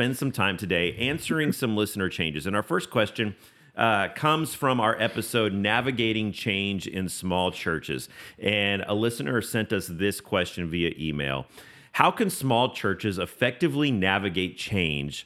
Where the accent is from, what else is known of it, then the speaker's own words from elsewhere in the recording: West Coast, United States; now in East Tennessee, United States; I grew up on the West Coast